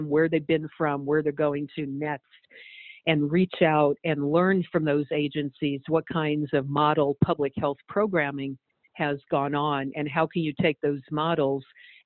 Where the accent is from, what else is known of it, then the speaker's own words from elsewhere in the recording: Los Angeles, California, United States; I grew up in Los Angeles, you know, one of the most diverse cities on earth.